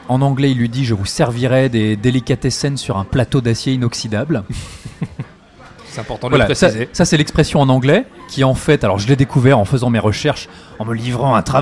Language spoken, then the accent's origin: French; France; on est français en fait.